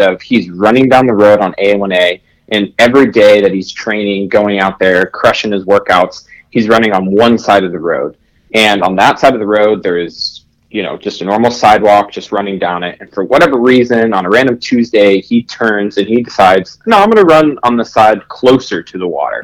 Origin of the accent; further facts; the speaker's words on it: Florida, United States; my home state in Florida